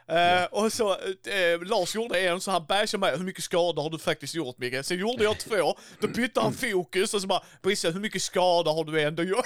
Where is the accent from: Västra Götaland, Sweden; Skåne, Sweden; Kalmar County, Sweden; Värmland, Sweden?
Skåne, Sweden; Helsingborg; var är du ifrån? Så bara Helsingborg